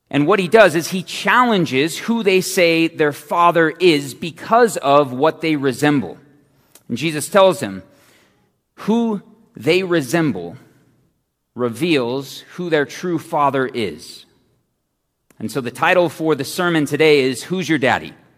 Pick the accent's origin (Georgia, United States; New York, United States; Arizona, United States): Arizona, United States; Phoenix; I'm from Phoenix